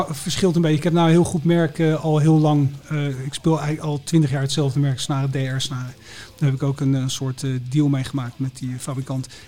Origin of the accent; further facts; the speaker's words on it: Enschede, Overijssel, Netherlands; born there; Ik ben geboren in Enschede.